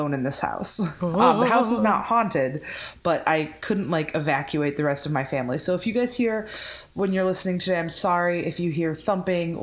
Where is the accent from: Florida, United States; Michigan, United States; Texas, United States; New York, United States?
Michigan, United States; Southwest